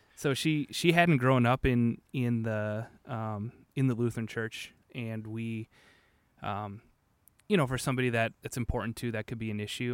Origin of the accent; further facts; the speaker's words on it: Manitowoc, Wisconsin, United States; also born or lived in Whitewater, Wisconsin; I'm from Manitowoc originally